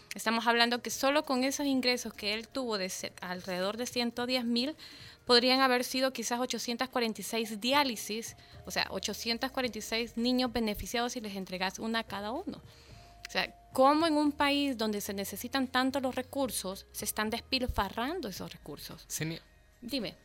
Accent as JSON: {"language": "Spanish", "country": "El Salvador", "said": "como salvadoreño"}